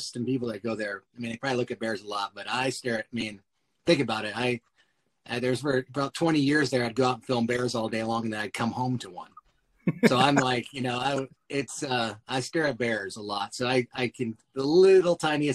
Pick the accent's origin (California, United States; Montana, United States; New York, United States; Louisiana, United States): Montana, United States; growing up in Montana